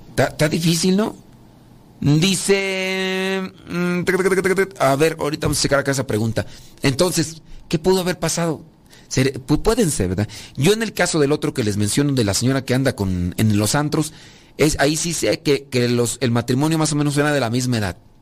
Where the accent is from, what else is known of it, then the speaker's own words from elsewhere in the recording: Mexico; yo soy de México, la cultura maya aquí de, México.